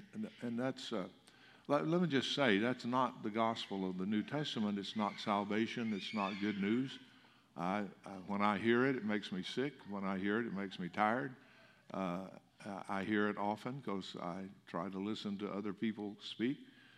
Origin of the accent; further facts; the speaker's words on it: Alabama, United States; I came from Alabama, so y'all was a big word there. And the last 50 years I've had to learn to speak Texan, and I still get made fun of when I go back to Alabama